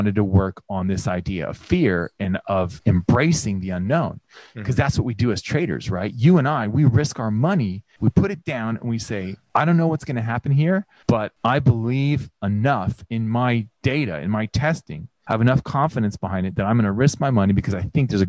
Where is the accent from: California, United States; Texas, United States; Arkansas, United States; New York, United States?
California, United States; moved away as an adult; now in Australia; growing up in the United States, in particular in California